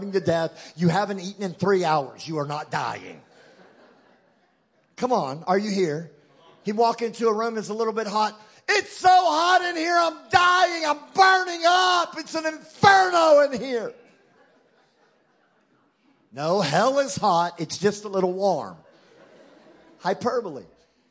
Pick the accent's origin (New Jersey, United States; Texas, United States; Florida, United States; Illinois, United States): Texas, United States; accent: Texan; I'm bilingual. I speak English and Texan. Texan is my first language. English is my second language